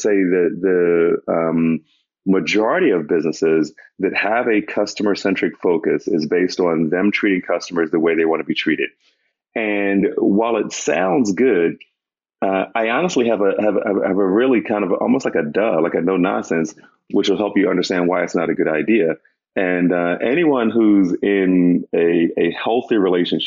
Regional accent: Northeast, United States; I'm from the Northeast

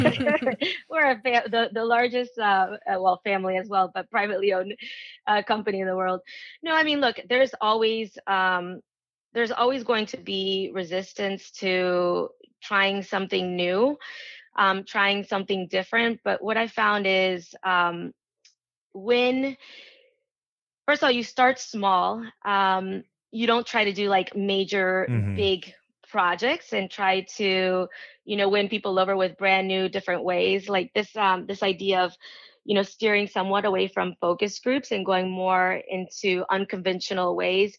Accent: Venezuela; moved away; I was born in Venezuela and I was, you know, I grew up traveling

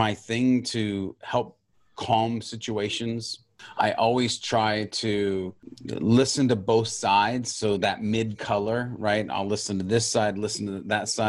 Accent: Montana, United States; moved away; also born or lived in California; I grew up in Montana. And I was a country boy through and through

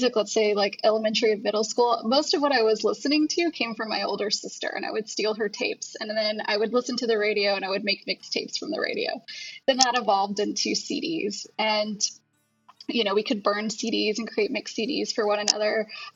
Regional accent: Houston, Texas, United States; now in Austin, United States; I'm from Houston originally

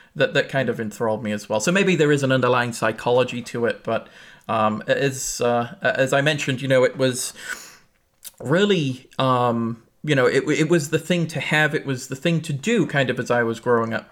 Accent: England, United Kingdom; now in United States; I grew up in England

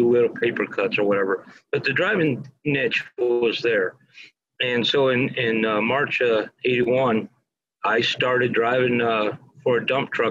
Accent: Youngstown, New York, United States; born or raised there

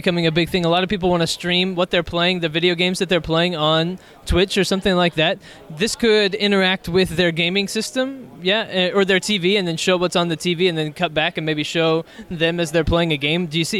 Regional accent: Texas, United States; I'm from Texas.

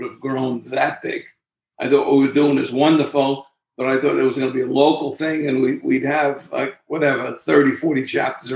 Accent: New York City, New York, United States; also born or lived in Bronx / Shoreham, Suffolk County; In the Bronx, but raised in Queens

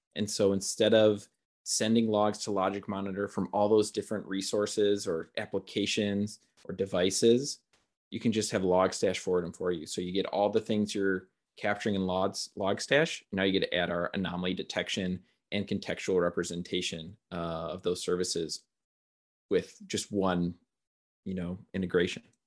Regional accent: Milwaukee, Wisconsin, United States; also born or lived in Eau Claire, Wisconsin; I grew up in Milwaukee.

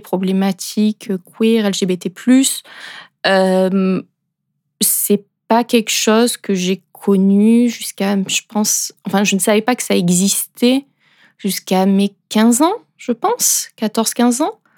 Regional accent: France; moved away as an adult; now in Switzerland; Et à l'origine, moi, je suis française et ça fait 5 ans que je suis en Suisse

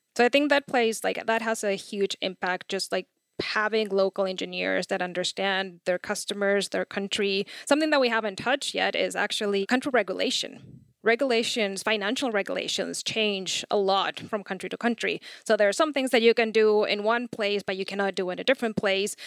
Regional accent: Chile; I'm from Chile.

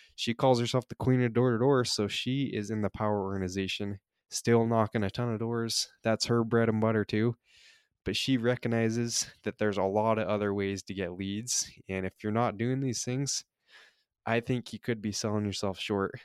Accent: Utah, United States; moved away as an adult; now in California, United States; I grew up in Utah

